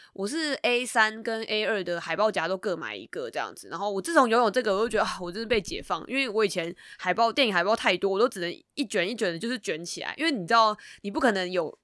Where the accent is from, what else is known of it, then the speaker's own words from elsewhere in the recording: Taipei, Taiwan; 因为我本身是台北人嘛，然后我的家族大部分的人都住在台北